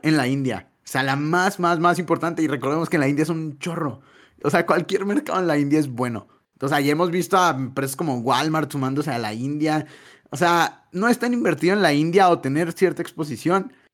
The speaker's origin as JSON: {"language": "Spanish", "country": "Mexico"}